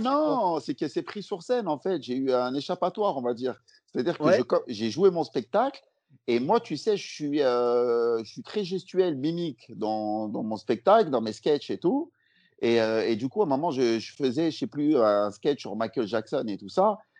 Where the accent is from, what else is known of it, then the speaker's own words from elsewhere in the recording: Lyon, Auvergne-Rhône-Alpes, France; moved away as an adult; now in Paris, France; je suis lyonnais de base